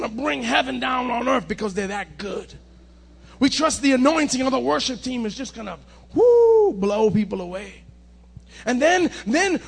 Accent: Cuba; a Cuban like me

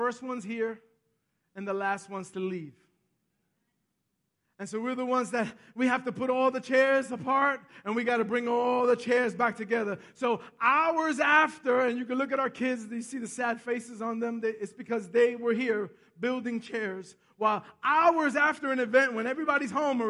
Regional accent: New York City, New York, United States; also born or lived in Bronx / Westchester; I'm from Manhattan. I grew up in Manhattan

